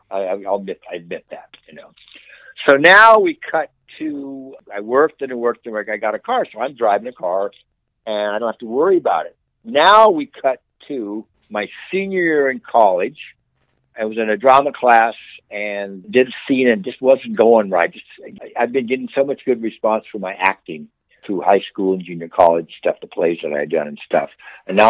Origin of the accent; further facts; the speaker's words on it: Coarsegold, California, United States; also born or lived in Los Angeles, California; I grew up in a little town called Coarse Gold, California. I was born in Los Angeles, but when I was two, we moved up to Coarse Gold